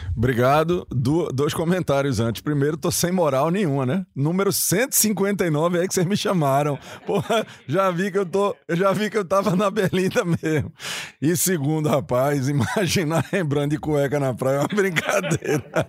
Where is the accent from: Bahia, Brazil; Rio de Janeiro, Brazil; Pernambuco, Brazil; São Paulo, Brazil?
Pernambuco, Brazil; eu sou pernambucano